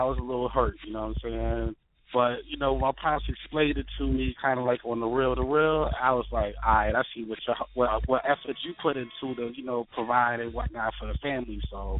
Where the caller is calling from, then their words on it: Baltimore, Maryland, United States; I'm calling from Baltimore, Maryland, East Side. I'm at BWI right now, airport.